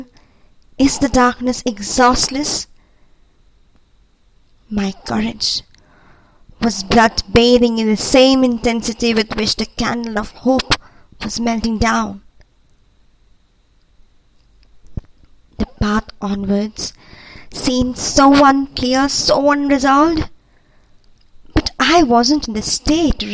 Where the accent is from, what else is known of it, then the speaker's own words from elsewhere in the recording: India; I'm from India